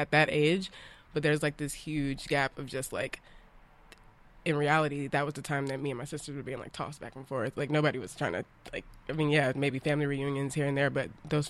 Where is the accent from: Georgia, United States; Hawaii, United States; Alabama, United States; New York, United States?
Alabama, United States; I'm from Alabama. Like I'm from these really scarred places with so much so much of our footprint imprint mm-hmm. and I have spent like parts of my childhood growing up in these places